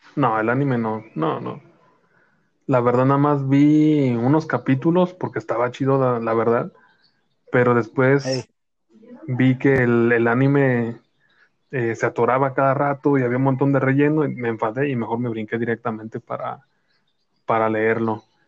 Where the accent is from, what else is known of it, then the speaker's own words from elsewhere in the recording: Jalisco, Mexico; supuestamente nosotros hablamos cantando aquí en, en Jalisco